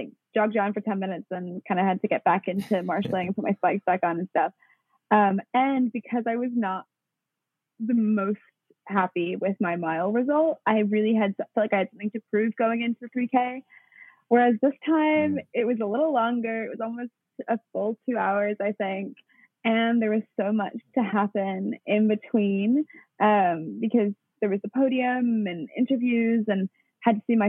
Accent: Wellington, New Zealand; also born or lived in New York, United States; And so then I was born in New York while dad was working for the New Zealand mission to the UN. And then we were there till I was about, we were in the US till I was about 3.5, and then moved back to Wellington.

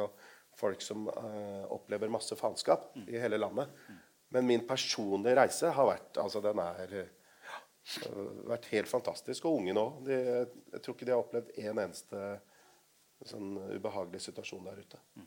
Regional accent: Lier, Buskerud, Norway; also born or lived in Drammen; Jeg er fra Lier.

